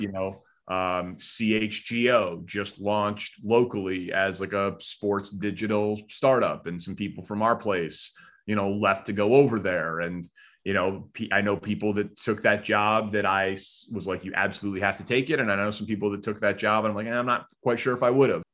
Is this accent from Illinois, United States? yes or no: yes; Glencoe, Illinois, United States; I grew up in Glencoe